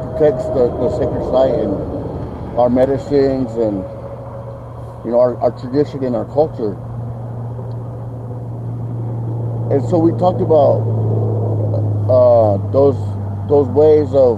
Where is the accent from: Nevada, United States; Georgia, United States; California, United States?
Nevada, United States; Walker River Paiute Reservation; I'm from the Walk River Paiute tribe